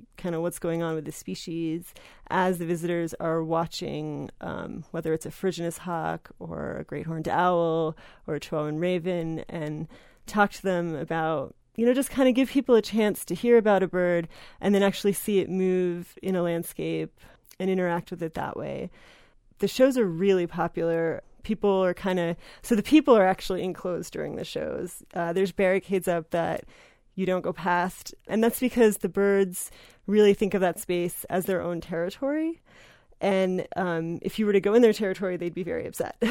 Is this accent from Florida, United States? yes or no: no; New Jersey, United States; volunteered at a Wild Bird Center where I grew up in New Jersey